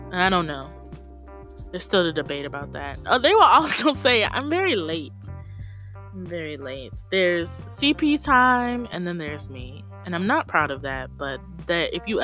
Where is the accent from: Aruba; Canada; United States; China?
United States; Tallahassee, Florida; also born or lived in Atlanta, Georgia; from Tallahassee, Florida, by way of Atlanta, Georgia.